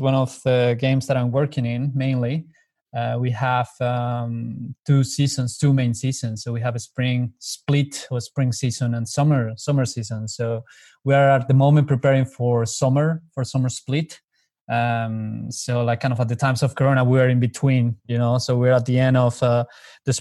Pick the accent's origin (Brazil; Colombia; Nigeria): Colombia; moved away as an adult; I come from Colombia, so I'm very long way away from home